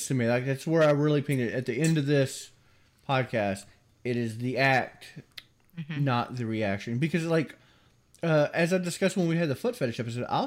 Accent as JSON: {"language": "English", "region": "the South", "country": "United States", "tie": "born or raised there", "said": "I obviously grew up in the South, and I have the accent to prove it"}